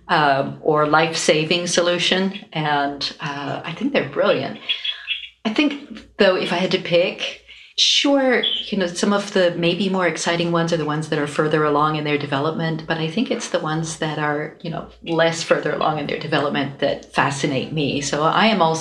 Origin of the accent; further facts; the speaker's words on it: East Coast, United States; we're grandparents and we're from the East Coast and we are a husband and wife team